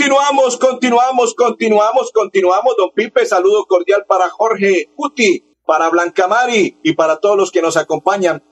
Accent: Colombia; soy colombiano

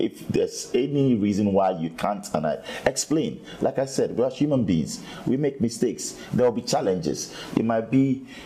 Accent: Ghana; I said, I'm from Africa. I'm from Ghana

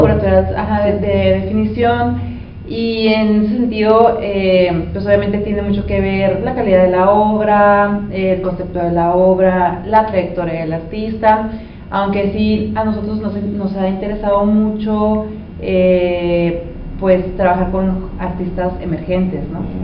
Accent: Baja California, Mexico; nosotros somos de California

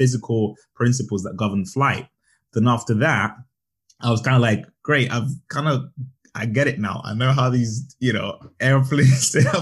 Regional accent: Zambia; I was brought up in Zambia. So I grew up in Zambia

